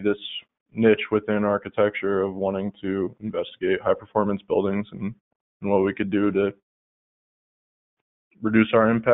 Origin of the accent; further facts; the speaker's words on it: Pennsylvania, United States; moved away as an adult; now in Colorado, United States; I am originally from Pennsylvania